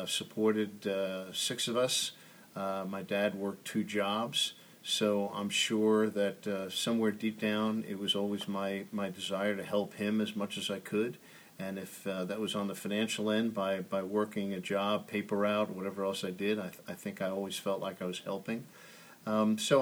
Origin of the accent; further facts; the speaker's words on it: Oceanside, New York, United States; moved away as an adult; also born or lived in Washington; Grew up on Long Island, Oceanside, known for Nathan's Hot Dogs.